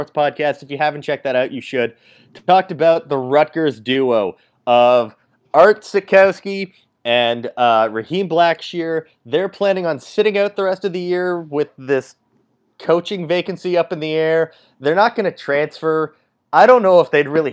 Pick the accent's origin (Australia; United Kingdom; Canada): Canada; I'm Canadian